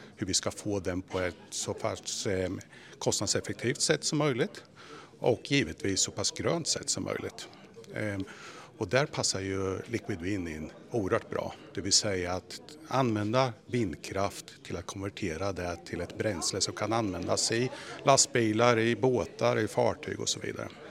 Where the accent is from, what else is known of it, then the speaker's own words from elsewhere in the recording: Sweden; som svensk och agera i en global koncern